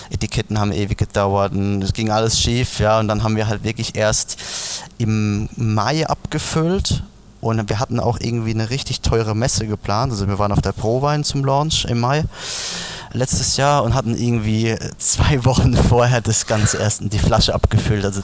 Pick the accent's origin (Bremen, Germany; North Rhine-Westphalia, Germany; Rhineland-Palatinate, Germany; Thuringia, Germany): Rhineland-Palatinate, Germany; Also wir sind ja wirklich in der Pfalz aufgewachsen, in der äh, Weinregion schlechthin